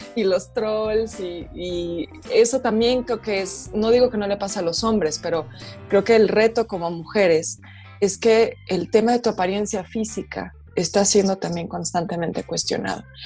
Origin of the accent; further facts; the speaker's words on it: Mexico; siendo mujer, mujer mexicana